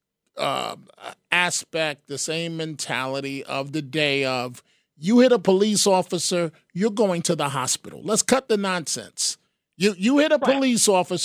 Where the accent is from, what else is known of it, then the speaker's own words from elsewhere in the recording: New York City, New York, United States; in my day growing up in the Bronx